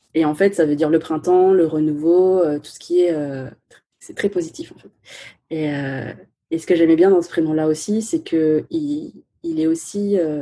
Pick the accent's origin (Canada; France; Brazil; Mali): France; first language Chinese; French is a second language; d'origine chinoise, cantonaise et vietnamienne, mais euh, née en France, donc je considère que je suis aussi française